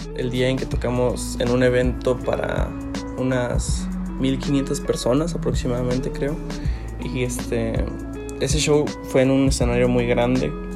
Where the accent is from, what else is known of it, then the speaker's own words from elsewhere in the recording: Celaya, Guanajuato, Mexico; soy de aquí de Salaya, Guanajuato